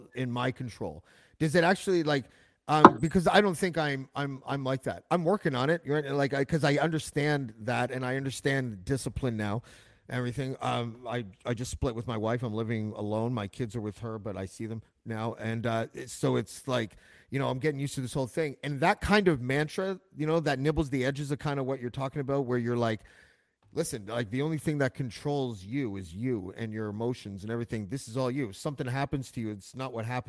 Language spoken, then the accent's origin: English; Whitby, Ontario, Canada; I grew up in Whitby